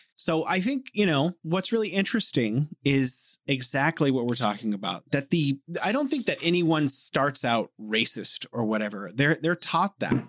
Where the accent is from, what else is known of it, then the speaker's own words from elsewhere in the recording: United States; now in China; as an American born in America who loves my country